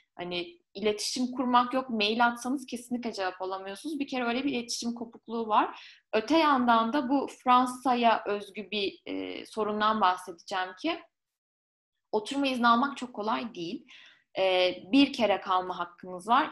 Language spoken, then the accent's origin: Turkish; Ankara, Turkey; moved away as an adult; also born or lived in Lyon, France; ben Ankaralıyım. 18 ee, yaşında Lyon'a taşındım.